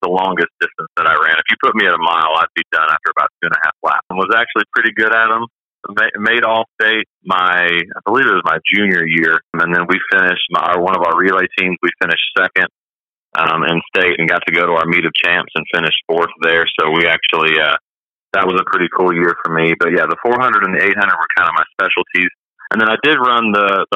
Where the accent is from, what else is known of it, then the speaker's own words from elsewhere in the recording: Hot Springs, Arkansas, United States; moved away as an adult; also born or lived in Fort Scott, Kansas; now in Nashville, United States; grew up in Hot Springs, Arkansas. We moved there when I was about 2 or 3 and spent my young years there and graduated high school there.